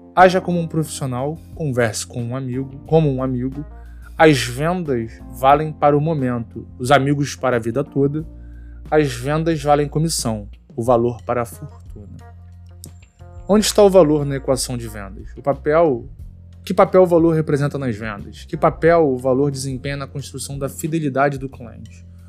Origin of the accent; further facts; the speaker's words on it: Teresópolis, Rio de Janeiro, Brazil; moved away as an adult; now in Rio de Janeiro, Brazil; eu sou de Teresópolis, eu não sou daqui da cidade do Rio. Eu me mudei para o Rio em 2009